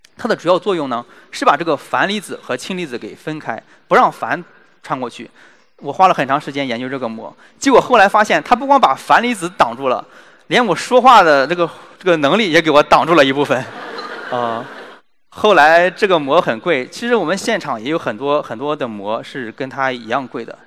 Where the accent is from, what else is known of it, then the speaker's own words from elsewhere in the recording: China; 我们中国人